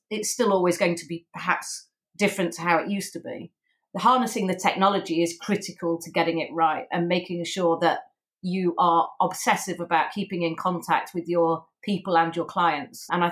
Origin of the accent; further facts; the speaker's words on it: Sheffield, Yorkshire and the Humber, United Kingdom; Sheffield, as you know, my hometown.